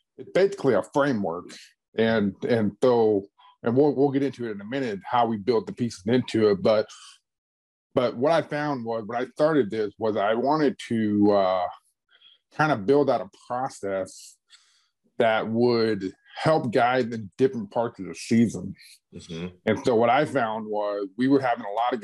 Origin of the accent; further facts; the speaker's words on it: Clearwater, Florida, United States; moved away as an adult; also born or lived in Oklahoma; I grew up in Clearwater, Florida